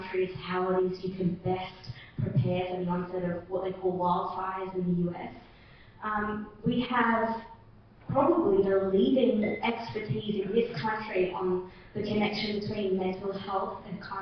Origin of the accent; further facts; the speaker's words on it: Australia; I'm Australian